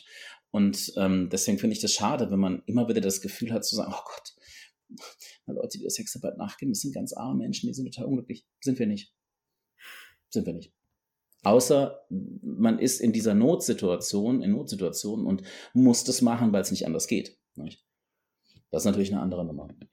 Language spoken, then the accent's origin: German; North Rhine-Westphalia, Germany; moved away; ich komme ursprünglich aus Nordrhein-Westfalen